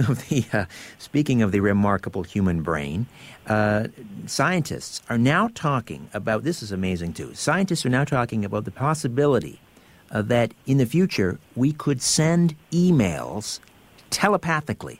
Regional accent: Brantford, Ontario, Canada; I'm from Brantford, Ontario, originally

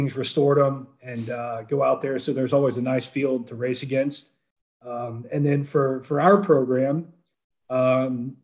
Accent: Atlanta, Georgia, United States; moved away; I'm from Atlanta originally

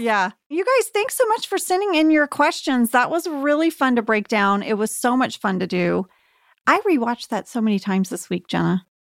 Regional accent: Archer City, Texas, United States; moved away; my hometown of Archer City, Texas, very small town in North Texas

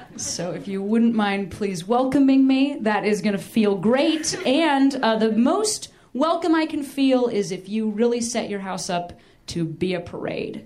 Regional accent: Chicago, Illinois, United States; I'm from Chicago. Chicago's like a city

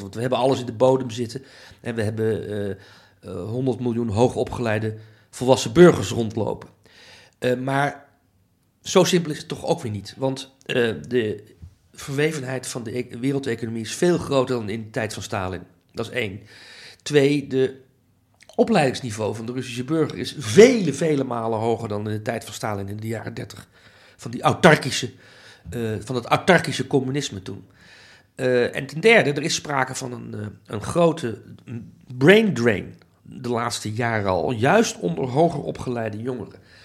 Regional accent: Netherlands; also born or lived in Amsterdam; ik ben Nederlander, ik voel me ook een Nederlandse patriot.

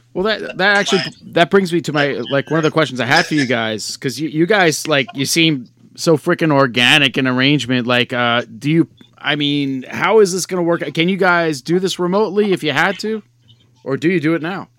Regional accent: New York, United States; I grew up in New York

